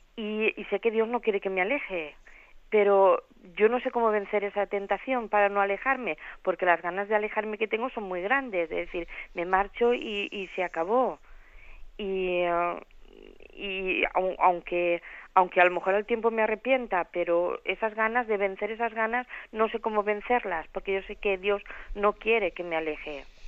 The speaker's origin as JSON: {"language": "Spanish", "country": "Dominican Republic", "said": "soy dominicana"}